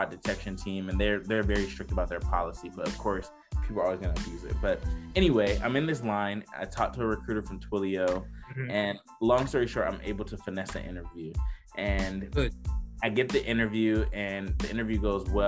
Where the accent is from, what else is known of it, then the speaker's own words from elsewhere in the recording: Decatur, Georgia, United States; I'm originally from Decatur, Georgia